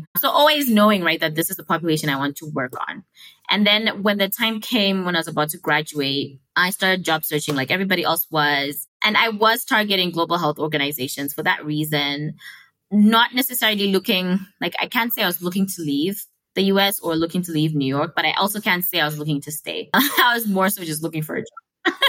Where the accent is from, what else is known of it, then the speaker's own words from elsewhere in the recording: Harare, Zimbabwe; first language Shona; English is a second language; moved away as an adult; also born or lived in United States; now in Kigali, Rwanda; I am from Harare, Zimbabwe, born and raised. Where I'm local, I'm currently based in Kigali, Rwanda, and I've been based here for over 4 years now, going on 5. So in a way, I guess I feel local in Kigali